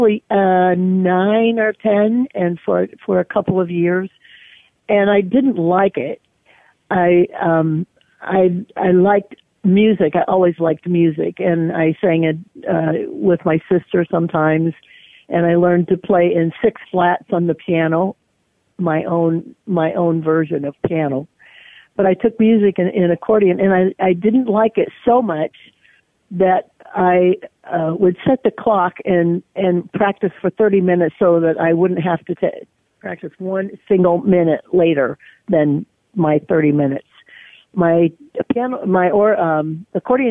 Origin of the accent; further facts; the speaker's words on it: Battle Creek, Michigan, United States; moved away as an adult; now in Indiana, United States; I'm from Michigan